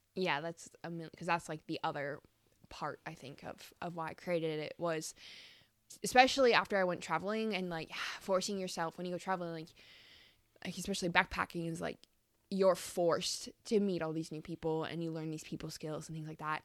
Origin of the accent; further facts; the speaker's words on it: Calgary, Alberta, Canada; moved away as an adult; also born or lived in Australia; been living back in my hometown of Calgary